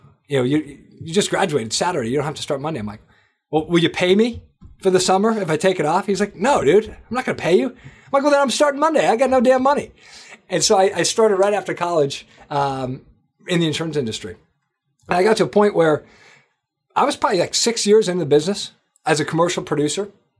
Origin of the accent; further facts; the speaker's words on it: Manchester, New Hampshire, United States; moved away as an adult; also born or lived in Boston; Manchester, New Hampshire. That's where I grew up. I grew up in New Hampshire. And basically, you know, went to high school there, college, the whole deal. Lived in Boston after.